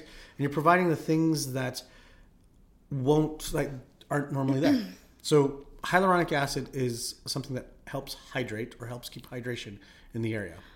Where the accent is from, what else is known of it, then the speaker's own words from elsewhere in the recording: Philippines; now in Calgary, Canada; I'm Filipino.